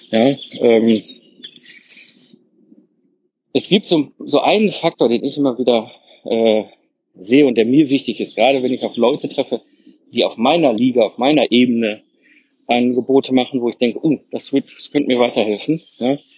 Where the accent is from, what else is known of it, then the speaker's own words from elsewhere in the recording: Herdecke, North Rhine-Westphalia, Germany; ich so, ach, ist ja witzig, ich komme ja aus Herdecke, und er so, wie, ach, äh, Herdecke kommst du? Und ich so, ja, Herdecke